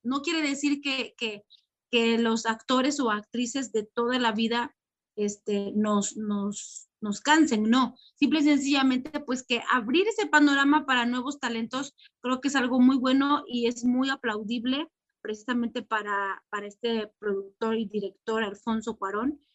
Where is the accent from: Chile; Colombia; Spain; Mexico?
Mexico; como, como mexicanos también